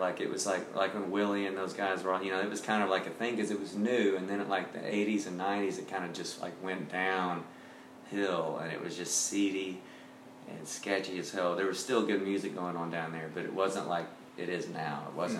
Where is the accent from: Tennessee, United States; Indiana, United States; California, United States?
Tennessee, United States; Nashville; Great. It was a small town. It wasn't at all what it is today.